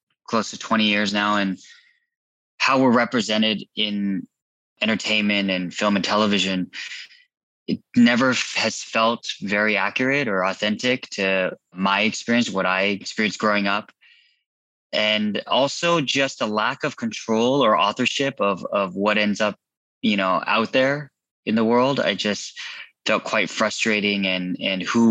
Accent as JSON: {"language": "English", "town": "Irvine", "region": "California", "country": "United States", "tie": "born or raised there", "also_born_or_lived": "Garden Grove, California / Chula Vista, California", "said": "I was born in 81 in Garden Grove. We spent most of my childhood in most of my life in Irvine, except for a few years in Chula Vista, San Diego"}